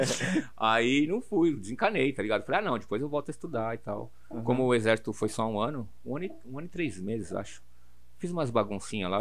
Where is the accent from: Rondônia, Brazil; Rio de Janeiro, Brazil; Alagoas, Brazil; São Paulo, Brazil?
São Paulo, Brazil; eu sou de São Paulo, total, de São Paulo. Eu uhum. nasci na Madalena, fui morar no Butantã, e do Butantan eu vim pro Braz